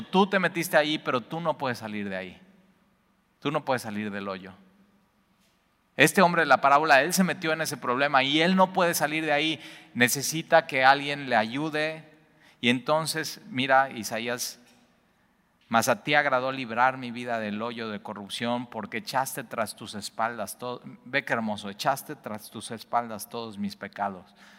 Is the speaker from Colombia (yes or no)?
no; Mexico; los mexicanos